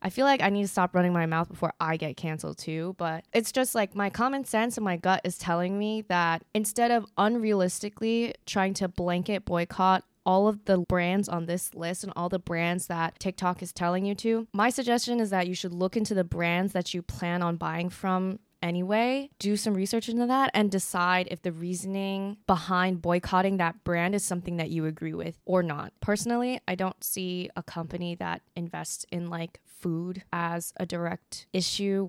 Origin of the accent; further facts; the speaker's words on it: United States; as an American